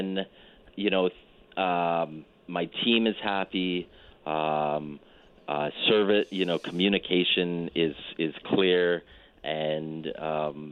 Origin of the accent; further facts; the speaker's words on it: Calgary, Alberta, Canada; moved away; I was born and raised in Calgary